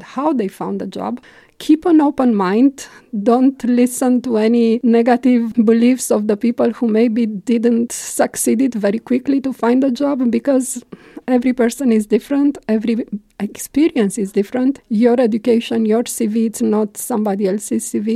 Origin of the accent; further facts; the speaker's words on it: Romania; moved away as an adult; also born or lived in Belgium; now in Luxembourg; I'm coming from Romania